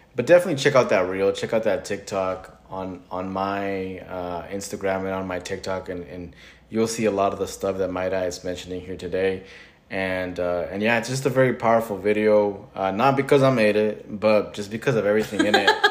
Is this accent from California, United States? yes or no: yes; California, United States; I was born in California.